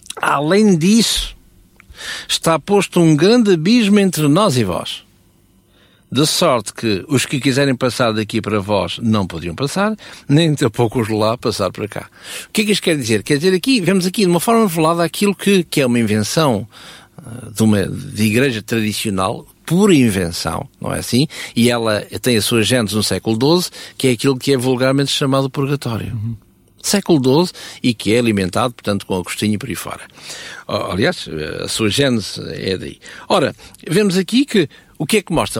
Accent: Portugal; Eu sou português

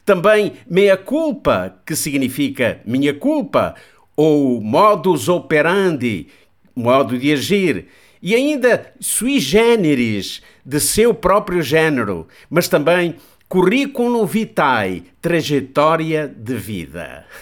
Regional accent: Portugal; Nós, portugueses

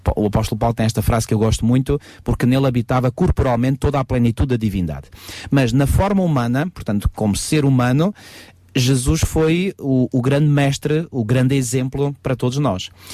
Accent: Portugal; como portugueses nós falamos da nossa cultura portuguesa

